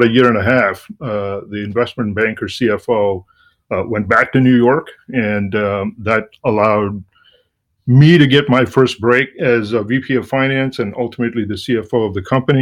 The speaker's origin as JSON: {"language": "English", "country": "India", "also_born_or_lived": "Washington, D.C., United States", "moved": "as an adult", "lives_now": "Boston, United States", "said": "I'm originally from India, and I came to the United States in the late 80s to get an MBA"}